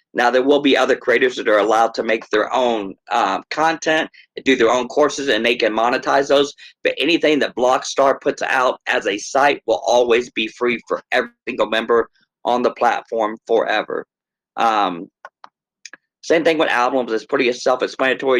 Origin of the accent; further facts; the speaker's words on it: Texas, United States; moved away as an adult; now in Minnesota, United States; originally from Texas